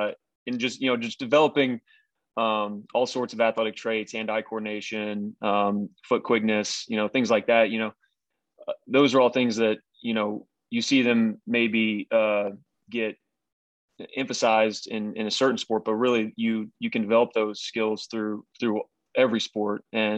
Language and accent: English; Tulsa, Oklahoma, United States; also born or lived in Arizona / Texas / Boston, Massachusetts / Buffalo, New York; Yeah, so I was born in Arizona, and then moved to Texas, moved to Boston, Massachusetts, then back to Texas, and then to Buffalo, New York, and then Tulsa, Oklahoma, and then to Louisville, Kentucky, and then back to Tulsa.